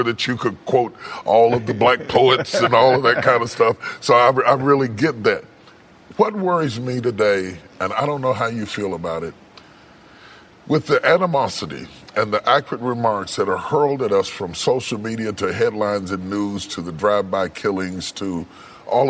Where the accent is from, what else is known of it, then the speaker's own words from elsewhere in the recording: West Virginia, United States; I grew up in West Virginia